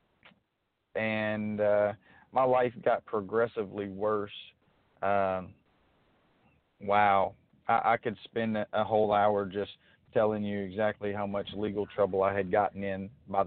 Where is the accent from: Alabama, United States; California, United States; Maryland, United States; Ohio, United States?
Alabama, United States; Mobile; also born or lived in Grand Bay, Alabama; I'm from Mobile, Alabama. I grew up till I was 10 in a city named Grand Bay, sort of on the southern tip of Mobile County